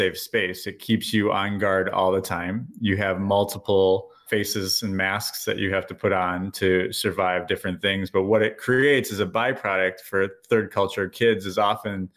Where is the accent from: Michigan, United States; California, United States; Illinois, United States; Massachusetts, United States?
Illinois, United States; Chicago; moved away as an adult; now in New Zealand